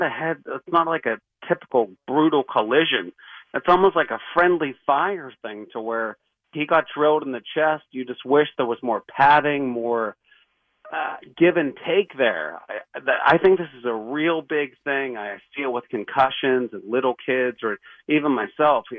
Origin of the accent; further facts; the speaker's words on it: Pittsburgh, Pennsylvania, United States; now in Washington Heights, New York, United States; I'm from Pittsburgh